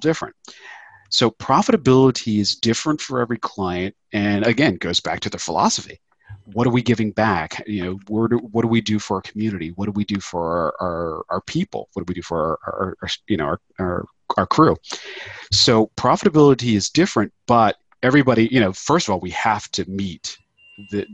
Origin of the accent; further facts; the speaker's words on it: Philadelphia, Pennsylvania, United States; I'm from Philadelphia